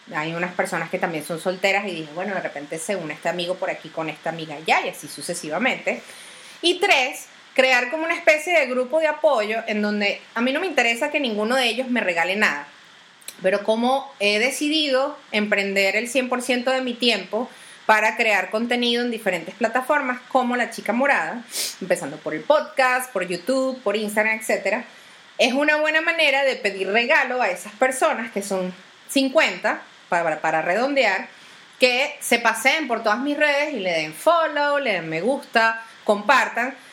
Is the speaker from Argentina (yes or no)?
no; Venezuela; uno como venezolano